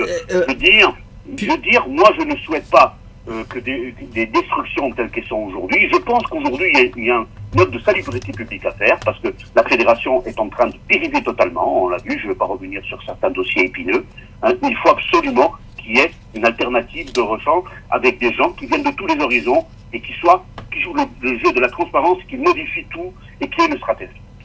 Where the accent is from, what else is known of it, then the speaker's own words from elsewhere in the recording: Corsica, France; je suis corse